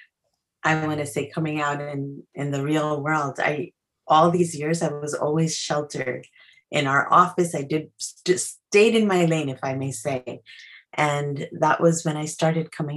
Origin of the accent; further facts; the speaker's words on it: New York City, New York, United States; I was born in Queens